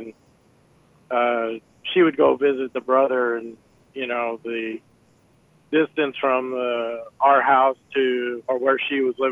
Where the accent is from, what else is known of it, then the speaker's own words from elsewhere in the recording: California, United States; I was born and raised here in California